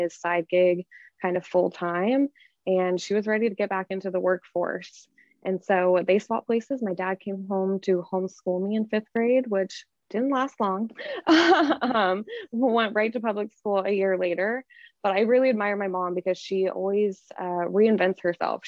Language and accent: English; Georgetown, Texas, United States; also born or lived in Austin, Texas; I grew up in Georgetown, which is about 30 minutes from Austin